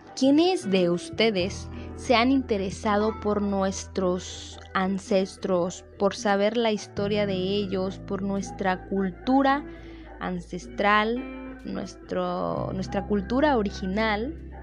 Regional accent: Mexico; nosotros como mexicanos

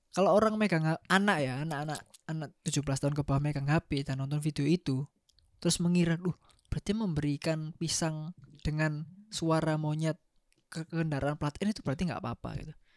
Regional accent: Surabaya, East Java, Indonesia; saya orang Surabaya plat L

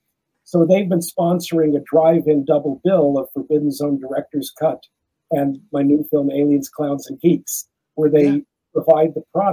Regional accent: Los Angeles, California, United States; moved away as an adult; also born or lived in France; I was a Jew from Crenshaw.

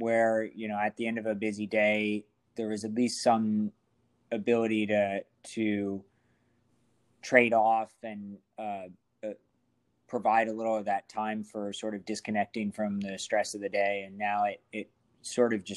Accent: Ohio, United States; moved away as an adult; also born or lived in Virginia / Wisconsin; now in Washington, United States; I am from Ohio originally

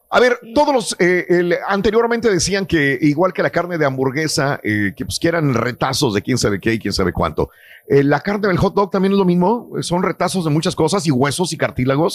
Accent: Mexico; nosotros que somos mexicanos

